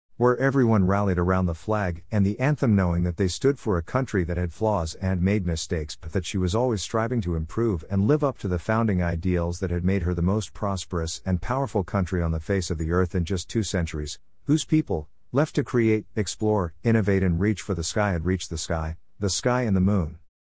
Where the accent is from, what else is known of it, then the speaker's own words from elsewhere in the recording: United States; the kind of country that I was blessed to grow up